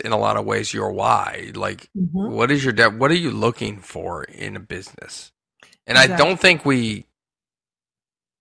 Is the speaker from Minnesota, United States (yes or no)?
no; Hershey, Pennsylvania, United States; my days growing up in Hershey and going to Hershey Park all the time